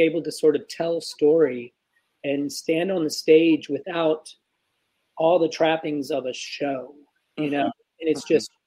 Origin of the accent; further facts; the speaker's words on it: South Carolina, United States; moved away as an adult; also born or lived in New York City; I'm from South Carolina too